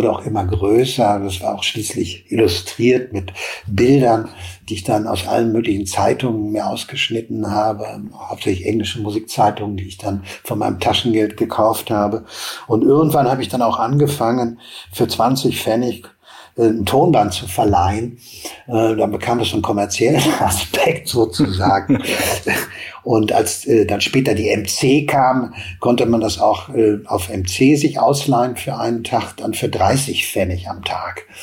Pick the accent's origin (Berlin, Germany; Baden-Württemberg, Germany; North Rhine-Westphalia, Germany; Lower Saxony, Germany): North Rhine-Westphalia, Germany; Hagen; Ich komme aus Hagen, äh, das prägt vielleicht auch. Das war in den 80ern ein, ein Melting Pot äh, für unheimlich viele äh, Bands, die es in der Stadt gab